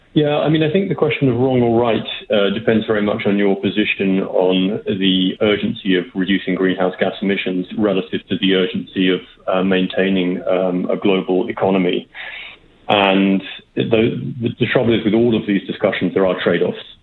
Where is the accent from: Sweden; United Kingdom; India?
United Kingdom; accent: British; now in Canada; you can probably tell from my accent, I'm, I'm British